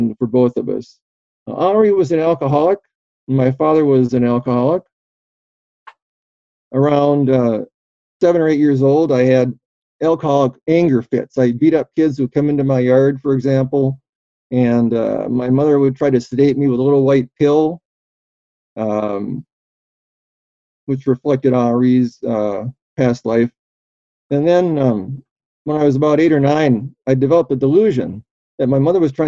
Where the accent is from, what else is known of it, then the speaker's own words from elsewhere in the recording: Albion, New York, United States; I was born in Albion, New York